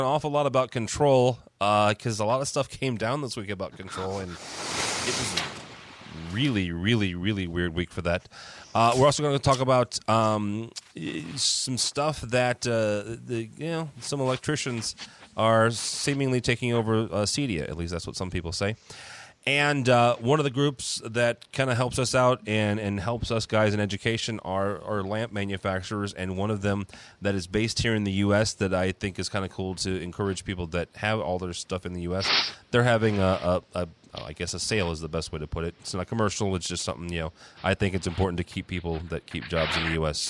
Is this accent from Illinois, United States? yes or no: no; St. Louis, Missouri, United States; I'm from St. Louis.